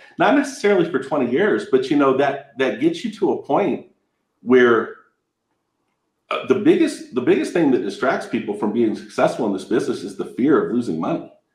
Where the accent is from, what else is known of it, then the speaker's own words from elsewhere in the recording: Southern California, United States; also born or lived in Victorville, California; I'm from Southern California. I, I live in Victorville.